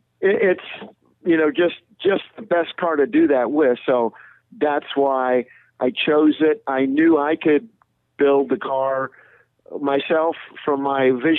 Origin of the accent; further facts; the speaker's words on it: Southern California, United States; born and raised in Southern California